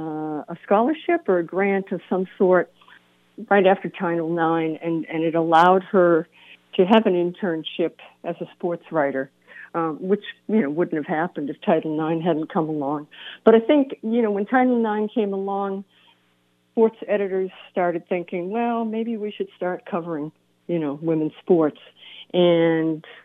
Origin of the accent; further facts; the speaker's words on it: Boston, Massachusetts, United States; I grew up in Boston